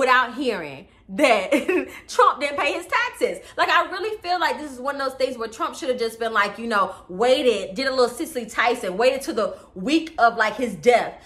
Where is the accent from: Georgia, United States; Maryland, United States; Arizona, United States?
Georgia, United States; Atlanta; I grew up in Atlanta, right? On the south side of Atlanta, right? Okay, in Fayette County to be exact